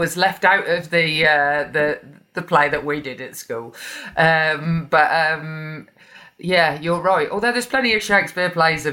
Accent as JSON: {"language": "English", "town": "Birmingham", "region": "West Midlands", "country": "United Kingdom", "tie": "born or raised there", "said": "growing up in Birmingham, you are right next to Stratford"}